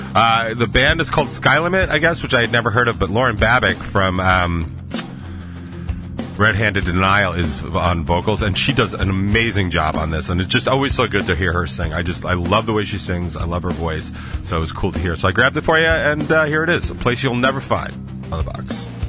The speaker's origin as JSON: {"language": "English", "region": "the South", "country": "United States", "said": "now I'm from the South"}